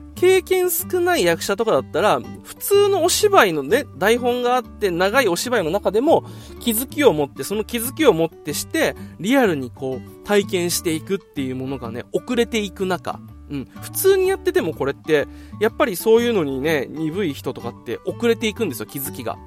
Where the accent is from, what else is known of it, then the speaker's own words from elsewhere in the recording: Okinawa, Japan; moved away as an adult; also born or lived in Tokyo; もう東京から僕今地元沖縄に